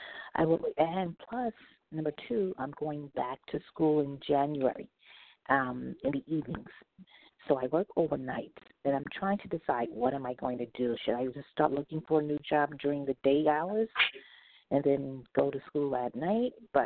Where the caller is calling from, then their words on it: New York City, New York, United States; I'm calling from Brooklyn.